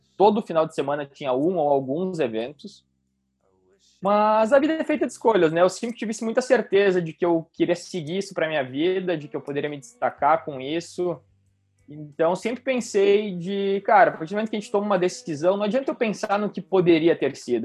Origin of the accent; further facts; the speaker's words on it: Carlos Barbosa, Rio Grande do Sul, Brazil; also born or lived in Antônio Prado; eu nasci em Carlos Barbosa, que é uma cidade aqui do, do Rio Grande do Sul também, no interior do Rio Grande do Sul, na Serra Gaúcha. Morei lá até os meus 12 anos.